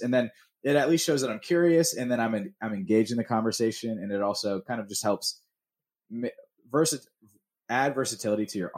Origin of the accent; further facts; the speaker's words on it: Atlanta, Georgia, United States; growing up in Georgia